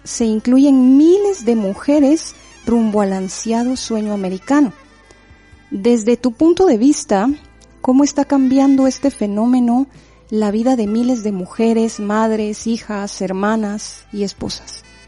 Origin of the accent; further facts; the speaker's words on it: Quetzaltenango, Guatemala; now in Bilbao, Spain; sabes bien que es mi ciudad de origen y que Guatemala es mi tierra